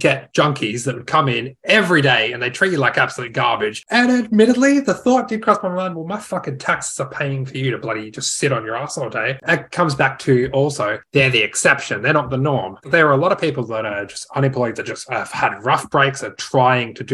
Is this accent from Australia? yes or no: yes; Australia; we're Australian